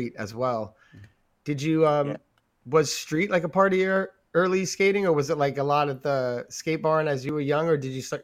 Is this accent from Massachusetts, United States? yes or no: no; New York, United States; growing up in New York, we were like always hanging out with older kids